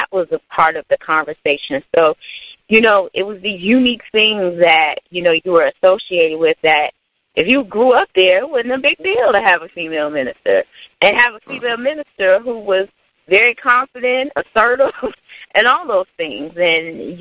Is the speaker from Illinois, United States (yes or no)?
yes; Chicago, Illinois, United States; I'm a native Chicagoan from the far south side of the city